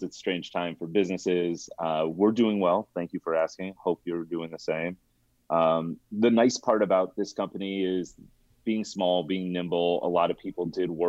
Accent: Colorado, United States; moved away as an adult; now in California, United States; born and raised in Colorado, still have a lot of pride in my roots

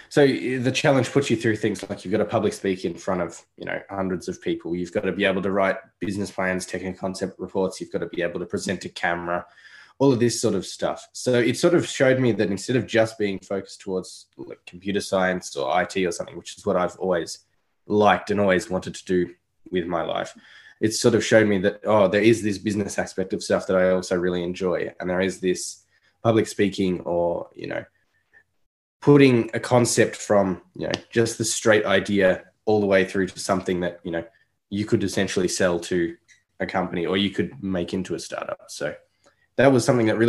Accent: Melbourne, Victoria, Australia; I'm from Melbourne, Australia, so the other side of the world

